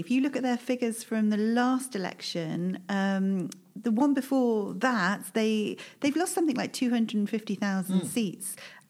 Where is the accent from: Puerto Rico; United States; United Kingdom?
United Kingdom; Birmingham, West Midlands; accent: Brummie; I was born and bred in Birmingham.